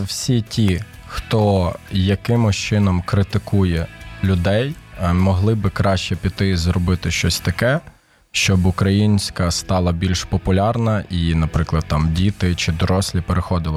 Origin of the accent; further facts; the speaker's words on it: Ternopil, Ternopil Oblast, Ukraine; now in Kyiv, Ukraine; Я сам е, з Тернополя народився виріс там, хоча батьки в мене із Києва.